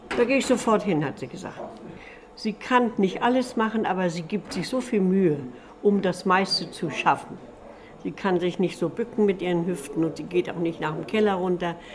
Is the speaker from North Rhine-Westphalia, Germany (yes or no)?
no; Amt Neuhaus, Lower Saxony, Germany; Ich bin hier in Neuhaus geboren und bin gar nicht weg gewesen aus Neuhaus